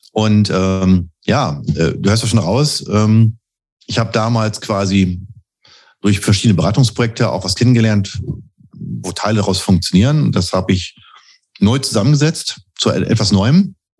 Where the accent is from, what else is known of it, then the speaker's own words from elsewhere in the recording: Bielefeld, North Rhine-Westphalia, Germany; moved away; gebürtiger Bielefeld und lebe auch wieder hier.